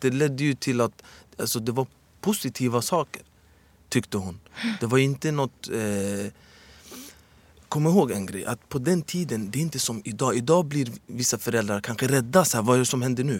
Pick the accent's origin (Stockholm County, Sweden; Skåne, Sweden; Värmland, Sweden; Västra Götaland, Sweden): Stockholm County, Sweden; Stockholm; also born or lived in Medina; jag föddes 1984 här i Sverige. Och är uppvuxen i Husby.